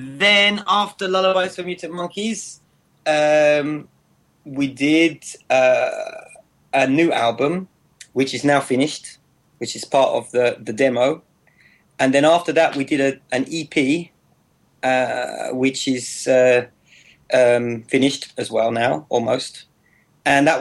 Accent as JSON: {"language": "English", "region": "Wales", "country": "United Kingdom", "accent": "British", "moved": "yes", "lives_now": "France", "said": "I'm from a little country called Wales."}